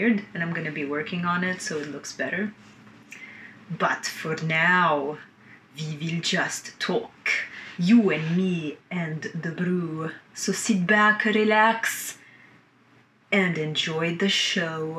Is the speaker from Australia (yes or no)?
no; Lebanon; I was born in Lebanon, and I was born during the last years of the 15-year war